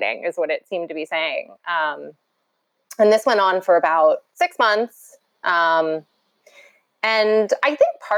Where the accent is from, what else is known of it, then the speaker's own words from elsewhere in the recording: New York City, New York, United States; I grew up in New York, as I said, New York City